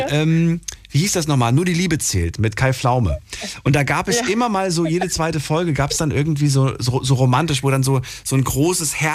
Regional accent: Stuttgart, Baden-Württemberg, Germany; Aus, aus Stuttgart.

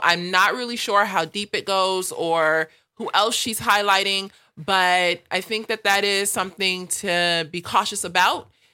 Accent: Los Angeles, California, United States; growing up in South L

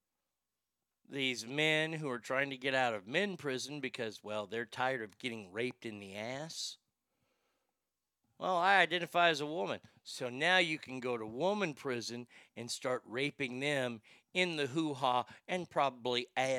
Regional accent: United States; I am proud to be an American

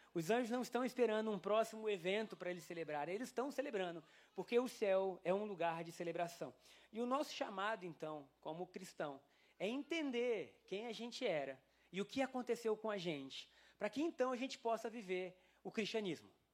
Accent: Brazil; Somos brasileiros

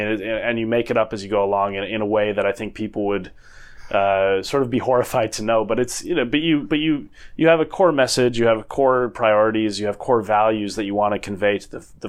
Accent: Minnesota, United States; born or raised there; moved away as an adult; also born or lived in New Zealand / Oxford; now in United Kingdom

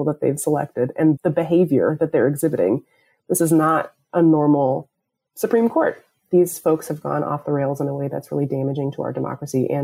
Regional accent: Seattle, Washington, United States; moved away as an adult; also born or lived in St. Louis; now in Washington, D.C., United States; I'm from Seattle originally. I was born in Seattle

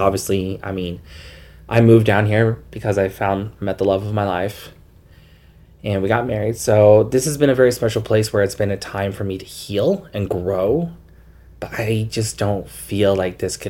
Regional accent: Salt Lake City, Utah, United States; moved away as an adult; also born or lived in West Valley City, Utah / Magna, Utah / Sugar House, Salt Lake City; now in Moab, United States; I was born and raised in Salt Lake, lived most of my life in West Valley and Magna, where I actually graduated from high school

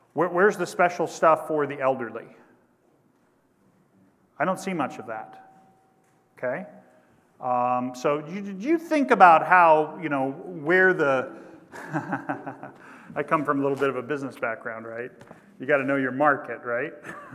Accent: Kansas, United States; my home state of Kansas

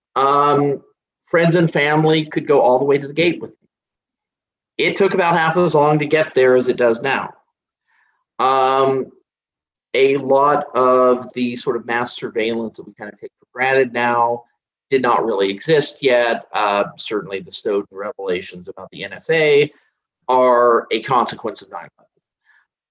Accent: United States; as an American

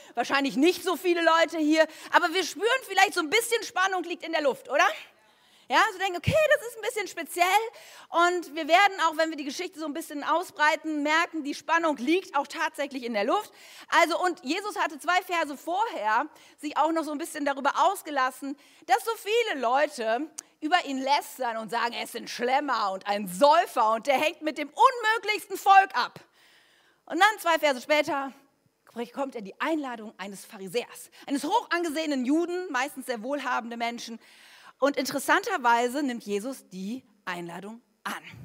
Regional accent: Germany; wir Deutsche

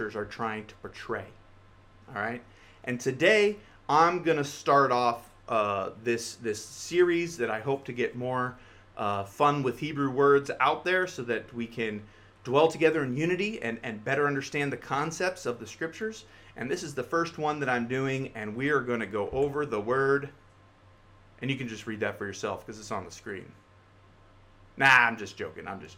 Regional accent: United States; us American speakers

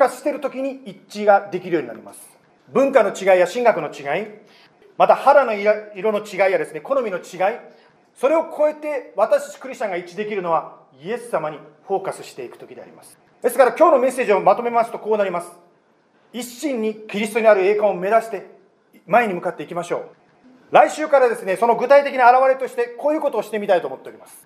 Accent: United States; 私はアメリカ人で主人は日本人です

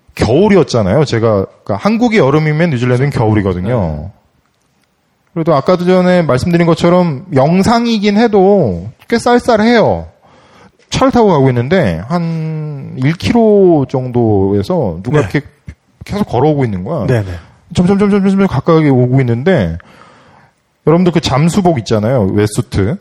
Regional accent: South Korea; 저는 한국 사람이라서

